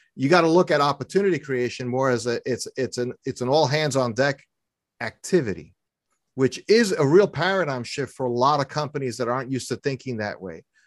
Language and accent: English; New York City, New York, United States; moved away as an adult; also born or lived in Philadelphia area; now in Philadelphia, United States; I was born and raised in New York City